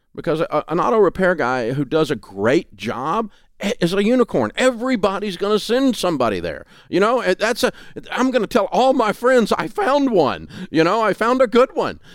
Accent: Southern, United States; accent: Southern

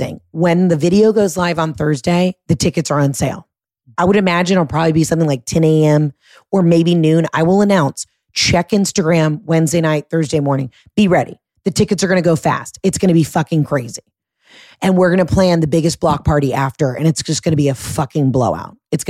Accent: Atlanta, Georgia, United States; born or raised there; moved away

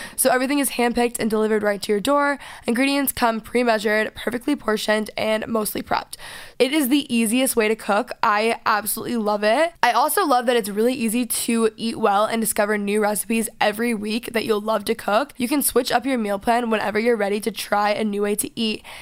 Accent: Texas, United States; I'm from Texas. I'm a Southern girl

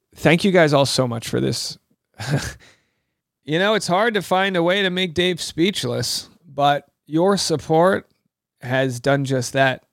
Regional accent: Rhode Island, United States; I'm from New England. I'm from Rhode Island

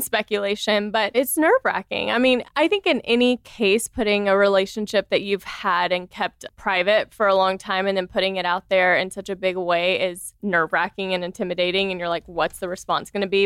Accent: the South, United States; I grew up in the South, so I grew up, you know, very conservative

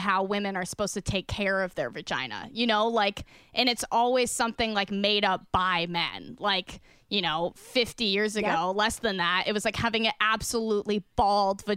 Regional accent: Wisconsin, United States; I'm from Wisconsin and my father raised cattle

